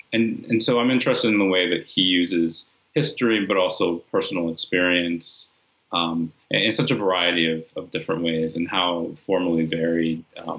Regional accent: California, United States; also born or lived in New York; at that time, when I'm growing up in California and in upstate New York, not seeing many people who had the experience that I had

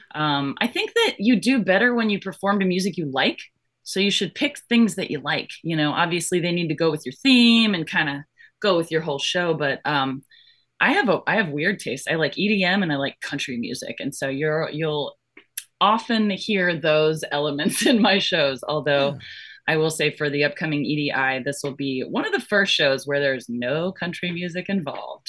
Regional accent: Florida, United States; born or raised there; also born or lived in Georgia

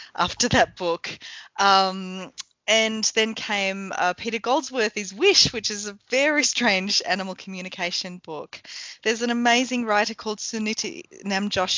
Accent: Lakes Entrance, Victoria, Australia; moved away as an adult; also born or lived in Sale, Australia / Queensland, Australia; now in New Zealand; when I was growing up in Lake Sentrance, in Gippsland, in Sale.

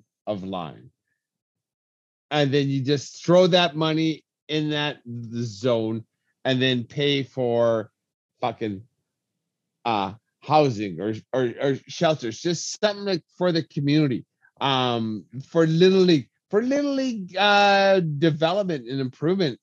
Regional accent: Lethbridge, Alberta, Canada; my hometown

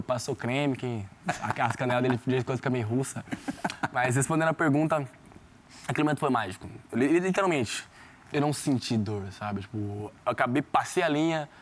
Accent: São Joaquim da Barra, São Paulo, Brazil; me conhece de São Joaquim da Barra, me conhece da rua lá da minha quebrada

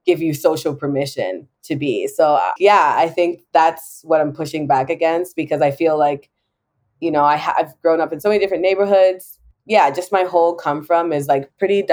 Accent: Jamaica; being Jamaican

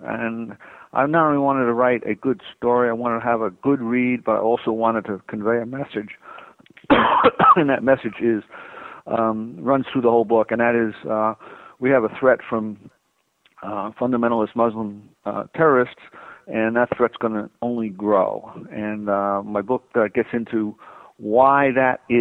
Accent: East Coast, United States; moved away as an adult; also born or lived in Southern California; I grew up on the East Coast

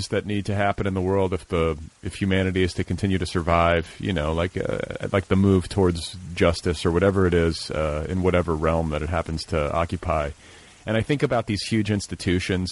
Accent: Indiana, United States; I'm from Indiana

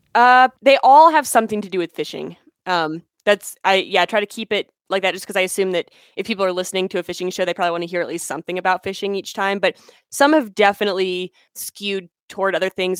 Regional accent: Pennsylvania, United States; moved away as an adult; now in Colorado, United States; I was in school back home where I was born in Pennsylvania

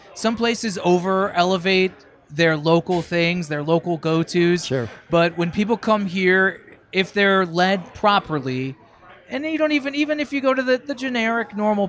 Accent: Ohio, United States; moved away as an adult; growing up and you know, being a young professional in Ohio in small towns

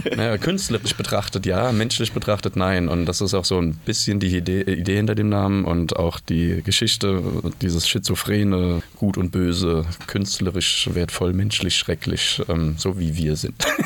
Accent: Mainz, Rhineland-Palatinate, Germany; now in Berlin, Germany; ich komme ursprünglich aus Mainz

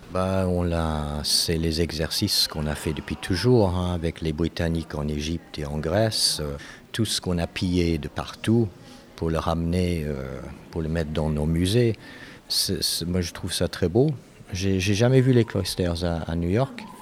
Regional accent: Canada; moved away as an adult; also born or lived in Europe; j'ai grandi au Canada

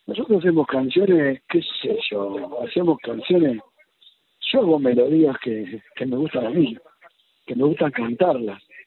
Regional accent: Argentina; los argentinos somos familiares

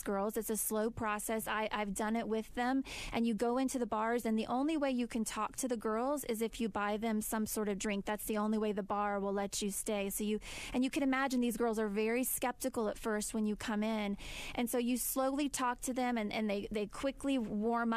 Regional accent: United States; us as American women

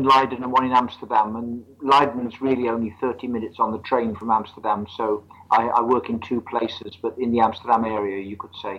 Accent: Midlands, United Kingdom; Well, I'm British. I come from the what we call the Midlands of England.

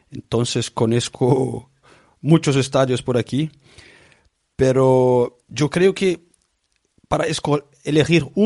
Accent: Brazil; Spanish is a second language; now in England, United Kingdom; Eh, yo soy brasileño, pero vivo aquí en Inglaterra hace 30 años.

